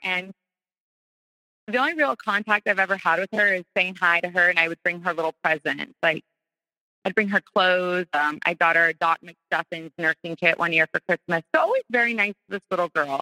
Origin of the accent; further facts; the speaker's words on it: North Carolina, United States; moved away as an adult; now in Florida, United States; We're all from North Carolina